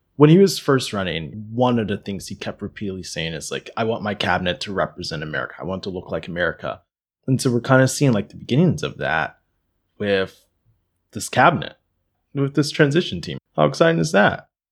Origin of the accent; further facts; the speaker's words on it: Pennsylvania, United States; My state, my home state